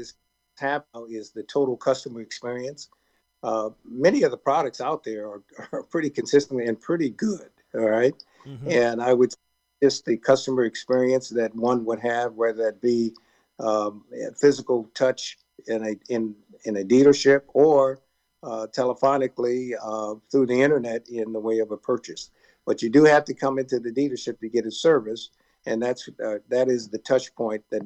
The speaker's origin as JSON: {"language": "English", "town": "Oakland", "region": "California", "country": "United States", "tie": "born or raised there", "said": "growing up in Oakland, California, and playing in all the youth leagues in Oakland"}